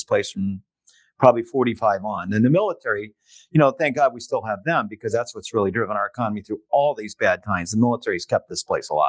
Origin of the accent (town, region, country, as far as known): San Diego, California, United States; born or raised there